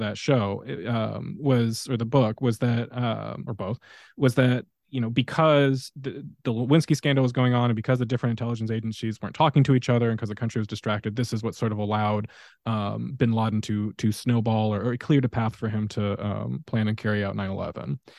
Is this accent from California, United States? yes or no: yes; Fallbrook, California, United States; I grew up in Fallbrook